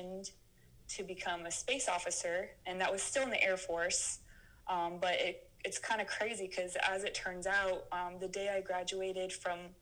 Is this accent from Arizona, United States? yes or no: yes; Phoenix, Arizona, United States; born and raised in Phoenix, Arizona